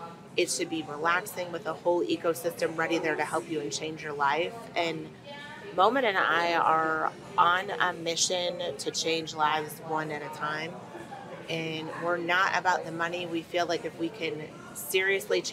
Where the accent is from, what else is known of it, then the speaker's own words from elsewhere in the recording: Texas, United States; We're from Texas